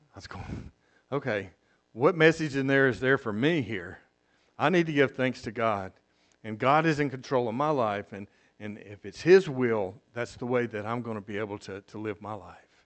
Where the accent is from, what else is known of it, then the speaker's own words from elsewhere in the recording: South Mississippi, United States; moved away as an adult; now in Costa Rica; I'm from South Mississippi